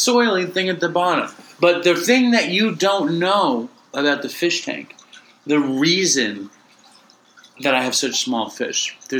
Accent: New York, United States; here we are, like, from the Lower East Side of Manhattan.

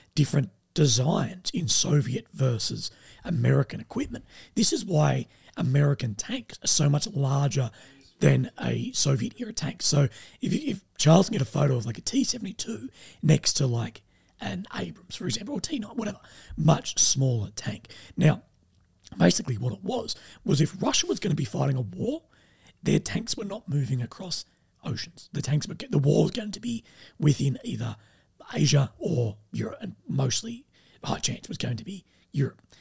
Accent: Adelaide, South Australia, Australia; I'm from Adelaide, Australia

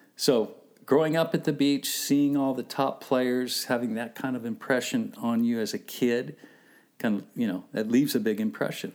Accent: Southern California, United States; growing up here in Southern California

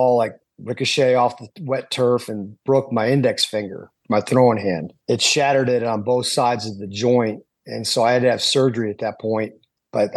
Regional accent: Clearwater, Florida, United States; now in West Palm Beach, United States; I'm from Clearwater, but I live in West Palm Beach

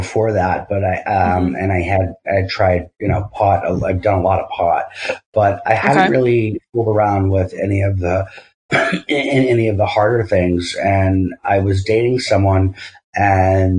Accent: Massachusetts, United States; moved away; also born or lived in New York / California; I grew up in Massachusetts

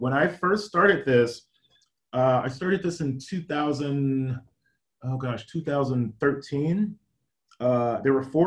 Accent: Gary, Indiana, United States; also born or lived in Washington, D.C. area; now in Seattle, United States; as a child, I grew up in Gary, Indiana

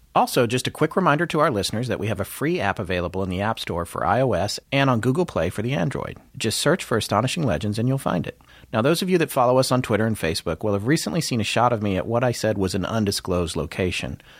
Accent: the South, United States; accent: Southern; my Southern accent's gonna be a little dialed up

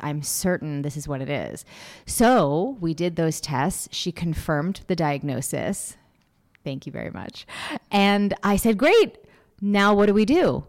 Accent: Massachusetts, United States; I grew up in Massachusetts

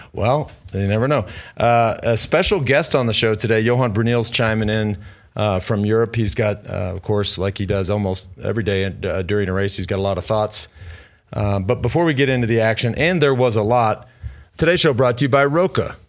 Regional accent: Austin, Texas, United States; my hometown of Austin, Texas

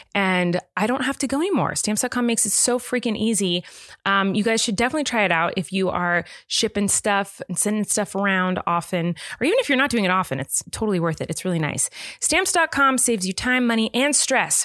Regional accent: California, United States; I grew up in California.

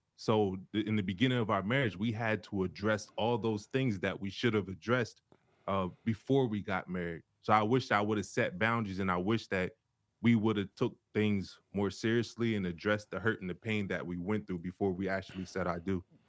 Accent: Delaware, United States; moved away as an adult; also born or lived in Cincinnati; we're both from Delaware

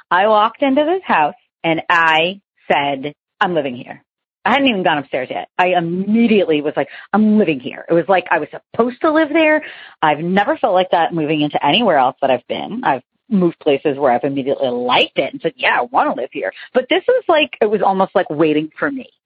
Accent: Boston, Massachusetts, United States; also born or lived in New York; now in Bluffton, United States; Um, I am originally from the Boston and the New York areas, but currently live in Bluffton, South Carolina.

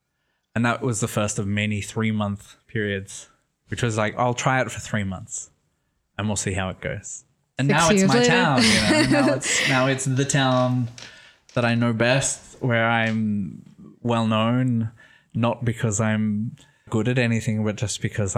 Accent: Sydney, New South Wales, Australia; moved away as an adult; now in Italy; I'm Australian, though nobody knows from my accent. I'm from Sydney, Australia. I was born in Sydney. I lived there until I was 27, and then I moved to Italy, which has been 6 years.

